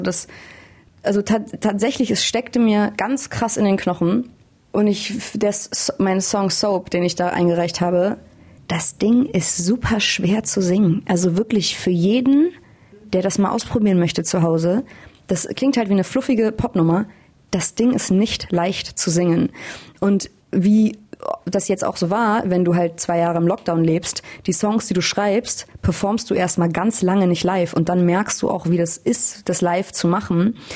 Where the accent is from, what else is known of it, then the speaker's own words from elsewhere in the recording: Hamburg, Germany; moved away as an adult; now in Berlin, Germany; Ich bin in Hamburg aufgewachsen